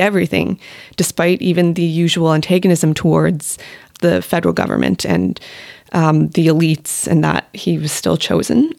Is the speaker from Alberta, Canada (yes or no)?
yes; Alberta, Canada; moved away; I'm from Alberta